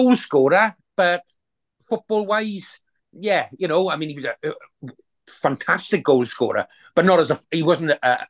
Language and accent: English; Wales, United Kingdom; I live in South Wales.